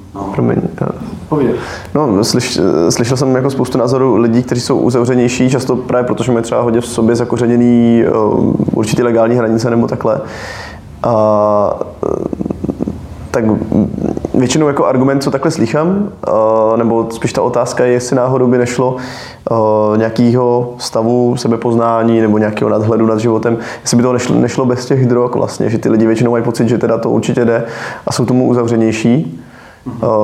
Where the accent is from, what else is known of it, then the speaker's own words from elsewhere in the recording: Bohemia, Czechia; u nás v Čechách